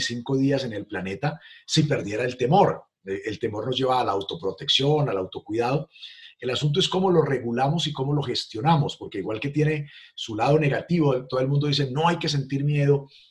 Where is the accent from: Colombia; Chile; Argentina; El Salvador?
Colombia; Armero, Tolima; now in Cali, Colombia; Yo nací en una ciudad llamada Armero, Tolima, ciudad que desapareció por la erupción de un volcán.